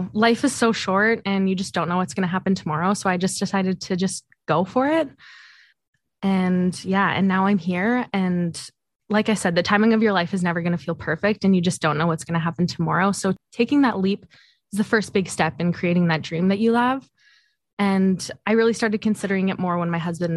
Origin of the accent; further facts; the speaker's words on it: Southeast Saskatchewan, Canada; moved away as an adult; also born or lived in Regina; now in Kamloops, Canada; I grew up in Southeast Saskatchewan